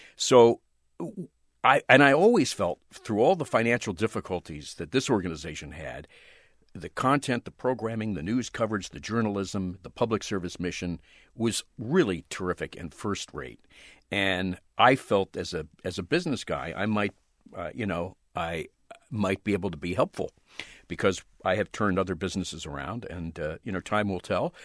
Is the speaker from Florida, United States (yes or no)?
no; outside Philadelphia, Pennsylvania, United States; moved away; also born or lived in Los Angeles; I grew up right outside Philadelphia